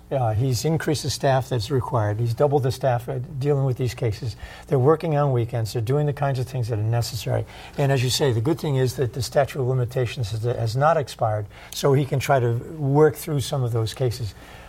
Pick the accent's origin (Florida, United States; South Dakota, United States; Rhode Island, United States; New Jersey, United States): Rhode Island, United States; Pawtucket; my hometown of Pawtucket